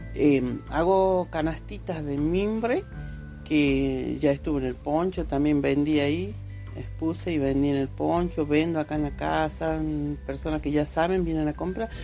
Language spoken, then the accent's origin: Spanish; Aconquija, Catamarca, Argentina; Soy de Aconquija, nacida y bueno, criada acá